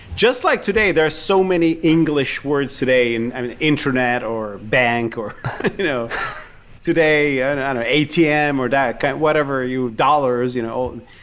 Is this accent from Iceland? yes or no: no; Turkey; I grew up in Turkey with the Uyghur cause.